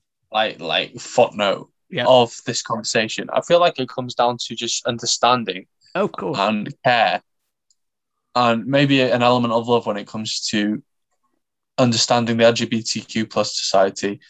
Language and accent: English; Wales, United Kingdom; I like to think of myself as a Welsh internationalist.